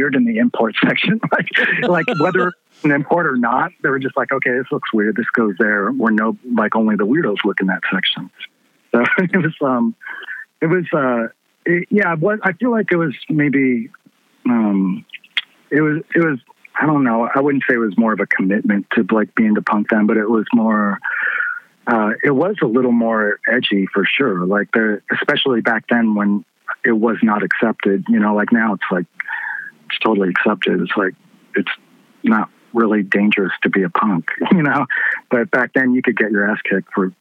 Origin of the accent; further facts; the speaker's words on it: Louisville, Kentucky, United States; I grew up in the East End